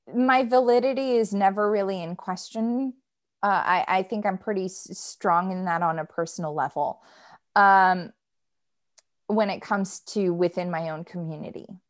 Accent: United States; me being an American

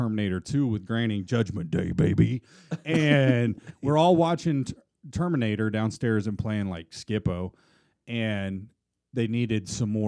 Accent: Midwest, United States; I'm from the Midwest.

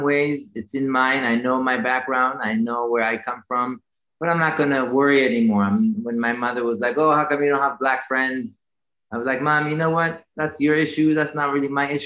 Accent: Jerusalem, Jerusalem District, Israel; moved away as an adult; now in United States; Growing up in Israel, so I was born and raised in Jerusalem

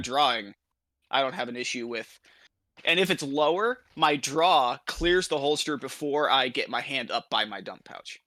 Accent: Iowa, United States; now in Kansas, United States; the entirety of my home state, Iowa, my current state, Kansas

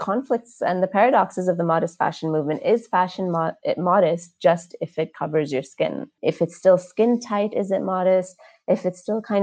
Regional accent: United States; now in Dubai, United Arab Emirates; I was raised in the States

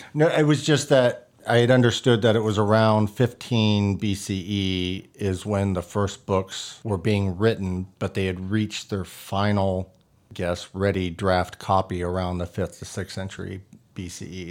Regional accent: Texas, United States; I grew up in Texas

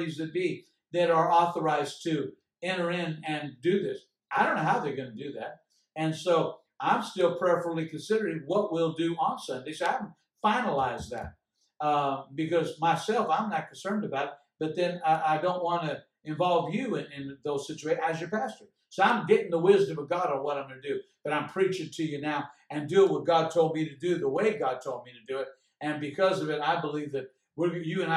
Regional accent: United States; I am an American. I'm living in a blessed country

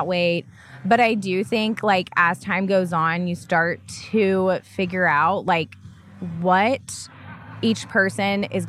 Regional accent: Tulsa, Oklahoma, United States; now in Oklahoma City, United States; I grew up in Tulsa, Oklahoma.

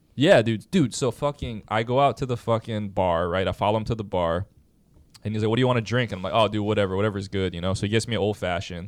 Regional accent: Hawaii, United States; I was from Hawaii

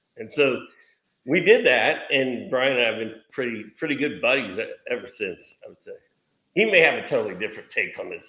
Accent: Bloomington, Indiana, United States; now in Dahlonega, United States; He went to Indiana University, Bloomington. I kind of grew up in Bloomington. And now we're down here.

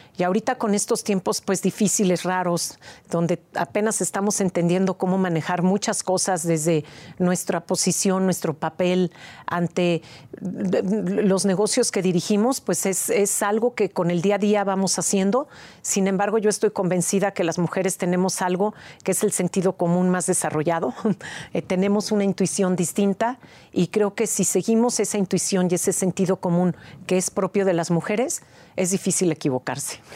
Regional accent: Mexico; este orgullo que tenemos como mexicanos por tener nuestra cultura ancestral viva hoy en día

